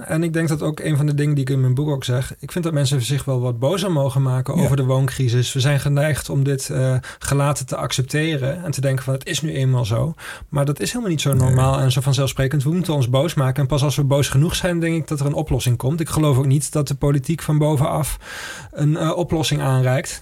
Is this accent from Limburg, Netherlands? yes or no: yes; Maastricht, Limburg, Netherlands; ik kom uit Maastricht